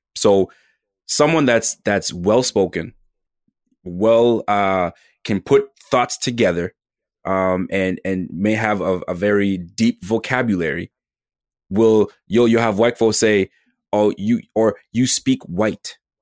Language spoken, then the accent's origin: English; Canada; I'm from Canada